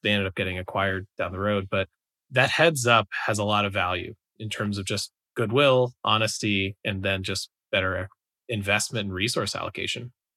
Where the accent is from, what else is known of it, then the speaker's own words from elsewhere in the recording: New York, United States; moved away as an adult; I'm from the East Coast, I'm originally from New York